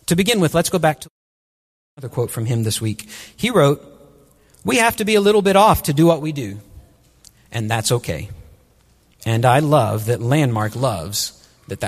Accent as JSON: {"language": "English", "town": "Wichita Falls", "region": "Texas", "country": "United States", "tie": "born or raised there", "also_born_or_lived": "Burkina Faso", "moved": "as an adult", "said": "I grew up right outside Shepherd Air Force Base in North Texas"}